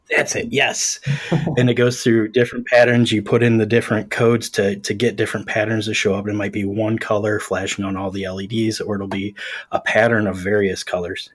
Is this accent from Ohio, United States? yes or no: yes; Ohio, United States; I'm from Ohio